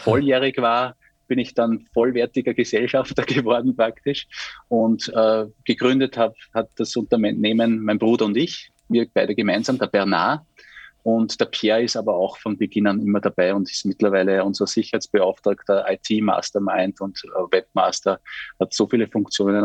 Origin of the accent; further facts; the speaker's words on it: St. Pölten, Lower Austria, Austria; bei uns in St. Pölten